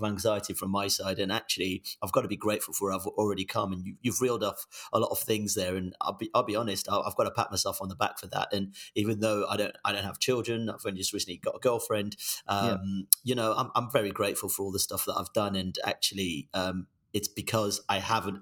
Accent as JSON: {"language": "English", "town": "Birmingham", "region": "West Midlands", "country": "United Kingdom", "tie": "born or raised there", "also_born_or_lived": "Nigeria / Nancy, France", "first_language": "Yoruba", "moved": "as an adult", "lives_now": "London, United Kingdom", "said": "I grew up in a really poor part of Birmingham"}